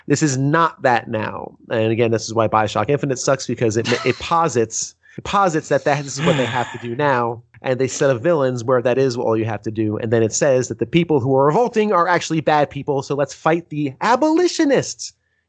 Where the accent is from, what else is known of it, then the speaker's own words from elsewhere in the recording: New York, United States; also born or lived in New Jersey; I'm from New York. I'm from New Jersey, New York, man. That was my life for like 15 years.